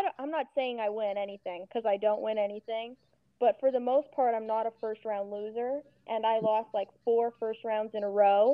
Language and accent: English; California, United States; I'm from California